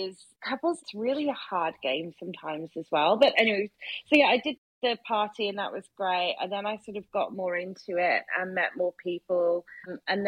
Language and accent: English; United Kingdom; I'm so British.